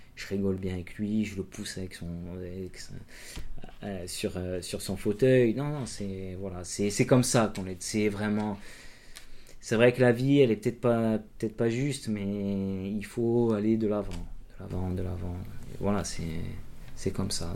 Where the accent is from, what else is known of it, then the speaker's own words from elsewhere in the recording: Castagniccia, Corsica, France; on monte chez moi en Castanic